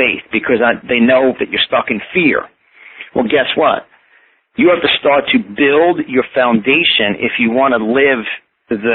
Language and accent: English; Yonkers, New York, United States; accent: New York; I was born and raised in Yonkers, New York, on just the tip of the Bronx.